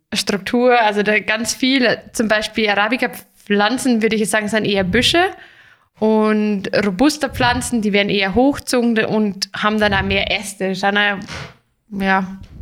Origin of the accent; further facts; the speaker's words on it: Germany; hier bei uns in Deutschland